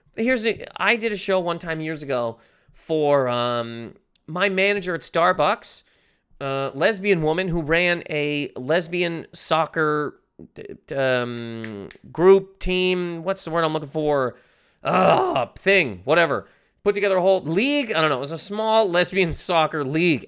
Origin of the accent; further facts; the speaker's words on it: Canada; I'm Canadian.